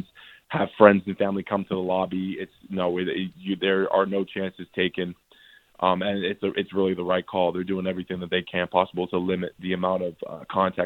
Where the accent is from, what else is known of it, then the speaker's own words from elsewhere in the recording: Canada; now in United States; a fellow Canadian